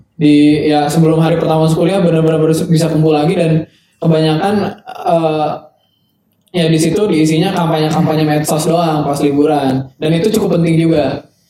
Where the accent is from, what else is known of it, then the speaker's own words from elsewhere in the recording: Bandung, West Java, Indonesia; gue anak Bandung juga